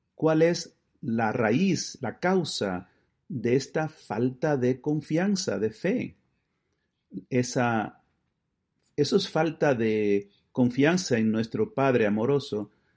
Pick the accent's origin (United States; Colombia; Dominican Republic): United States; Buffalo, New York; En la diócesis de Buffalo, de donde yo vengo